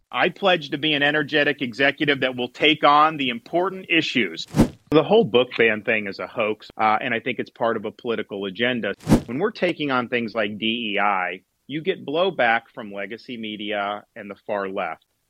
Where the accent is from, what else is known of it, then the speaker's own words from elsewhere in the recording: Tampa Bay area, Florida, United States; I grew up in the Tampa Bay area working minimum wage to get through school